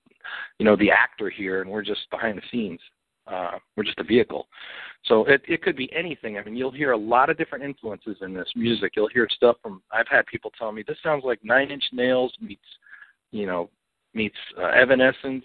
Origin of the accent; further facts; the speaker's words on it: Connecticut, United States; I grew up in Connecticut